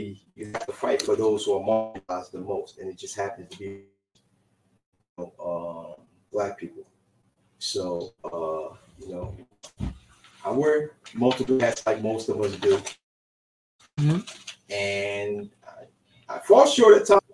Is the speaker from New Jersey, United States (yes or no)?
yes; New Brunswick, New Jersey, United States; I was born and raised in New Jersey. Seaman Street